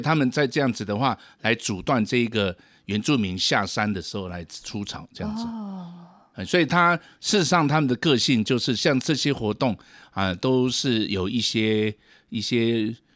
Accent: Taiwan; 我身为台湾人啊

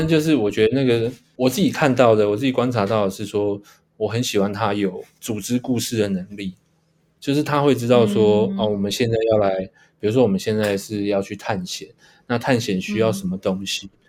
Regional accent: Taipei, Taiwan; 那我一个人是跟我妈在台北两个人生活这样

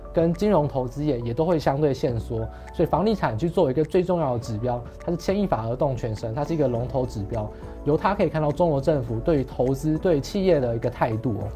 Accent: Taiwan; 我们是台湾人

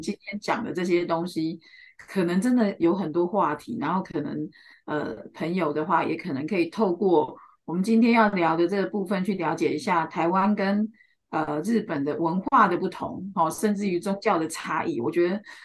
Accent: China; 我们中国人

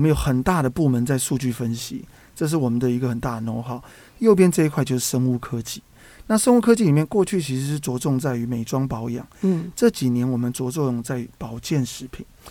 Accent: Taipei, Taiwan; also born or lived in Tainan; 我那时候在台南工作，我是台北人

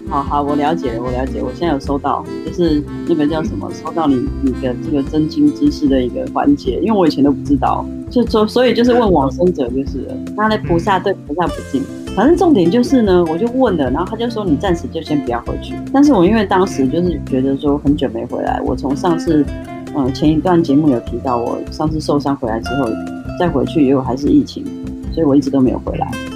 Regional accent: Taiwan; moved away as an adult; also born or lived in Zhuhai; 其实我们台湾人都很喜欢拜拜

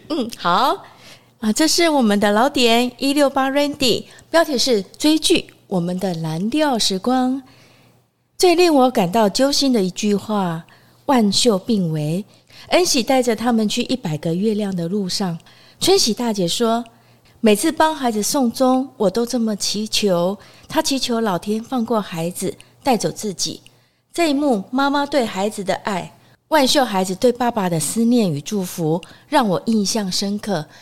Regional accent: southern Taiwan, Taiwan; moved away as an adult; also born or lived in Taipei; 他说，“哎，你是南部人吧？嗯。你是南部来的？”我就说，“哎，你怎么知道？”

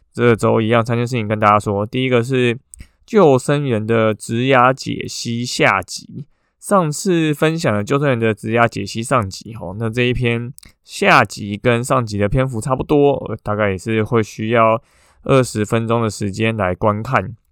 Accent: Taiwan; 我们台湾人

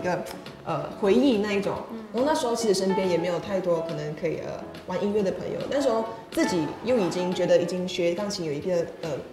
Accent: Taiping, Perak, Malaysia; moved away as an adult; now in Taiwan; 我是来自马来西亚的

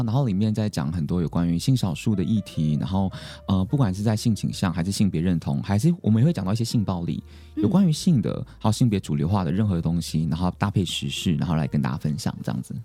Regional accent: Taromak village, Taitung County, Taiwan; 我是来自达鲁马克部落的

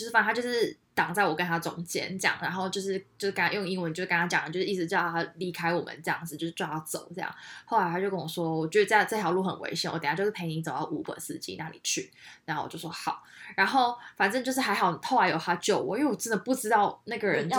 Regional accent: Taiwan; 因为他知道我是台湾人，所以他故意用他们其他人不知道语言跟我讲话

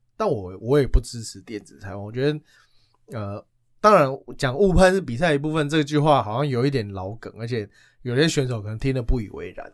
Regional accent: Taiwan; 依照我们台湾人的个性

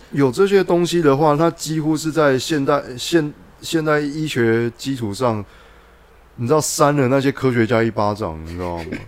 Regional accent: Guanmiao, Tainan, Taiwan; 我小时候是在那个菜市场那边租， 租哥亮的录音带

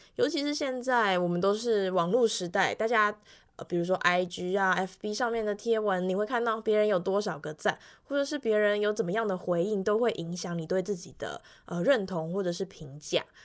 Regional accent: Yilan County, Taiwan; 所以我在回来宜兰的时候，大部分能够用台语，我就会用台语。那如果那个台语我不清楚的话，我就会用国语这样子。

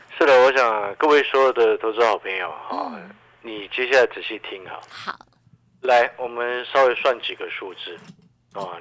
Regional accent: Taiwan; 我们台湾这边

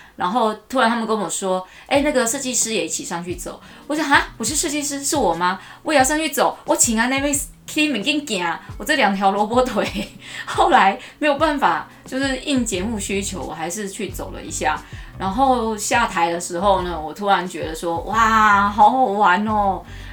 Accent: Taichung, Taiwan; 我太丢我们台中人的脸了

